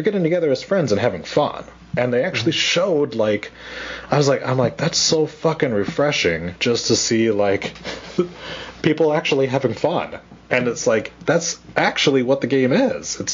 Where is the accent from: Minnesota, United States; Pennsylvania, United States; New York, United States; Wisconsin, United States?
Wisconsin, United States; accent: Wisconsin; my Wisconsin accent